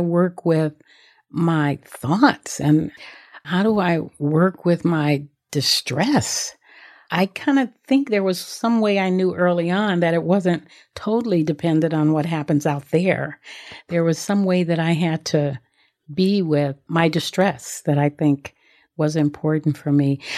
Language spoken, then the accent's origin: English; Los Angeles, California, United States; I grew up in South Central Los Angeles